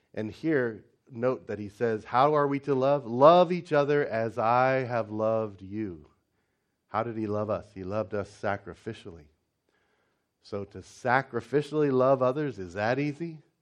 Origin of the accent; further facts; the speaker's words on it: United States; moved away as an adult; also born or lived in China; for an American